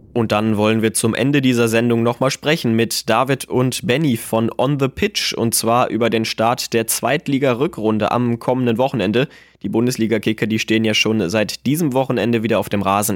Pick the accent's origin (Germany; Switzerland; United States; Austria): Germany; bei uns in Deutschland